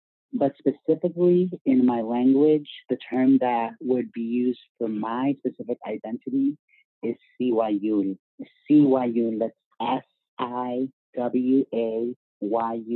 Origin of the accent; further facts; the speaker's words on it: Virginia, United States; I grew up in Virginia.